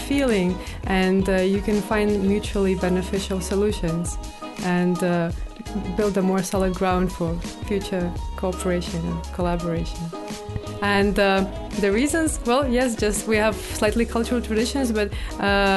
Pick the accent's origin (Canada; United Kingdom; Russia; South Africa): Russia; Saint Petersburg; I am personally from St. Petersburg, and over there we coordinate the work of all those NGOs